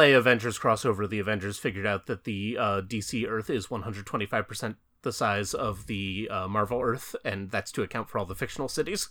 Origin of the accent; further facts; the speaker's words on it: New Jersey, United States; my home state of New Jersey